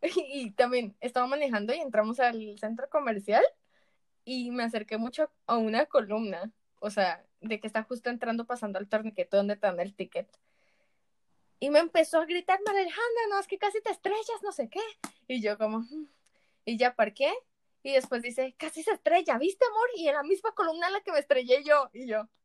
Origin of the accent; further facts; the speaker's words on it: Colombia; por lo menos en Colombia